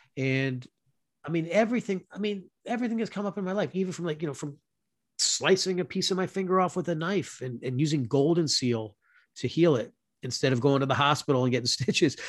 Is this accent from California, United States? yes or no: no; South Florida, United States; moved away; also born or lived in Louisville, Kentucky; I'm a kid from Florida, you know, from South Florida. That's where I grew up